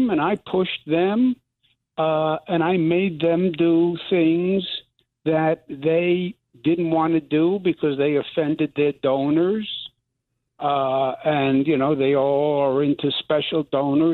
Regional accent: New York City, New York, United States; I'm from New York. We don't have fuzzy in New York

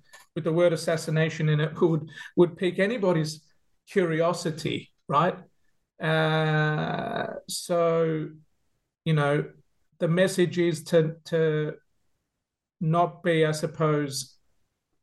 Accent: Melbourne, Victoria, Australia; now in Adelaide, Australia; I grew up in Melbourne. In a Greek Cypriot family, as an only child.

